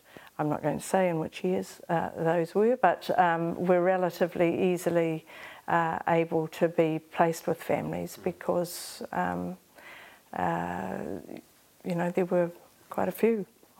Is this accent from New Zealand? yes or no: yes; Rotorua, Bay of Plenty, New Zealand; So I grew up in Rotorua. My birth mother was from Kahungungu. My parents in Rotorua, my father was Te Aroa Ngāti Whakaue.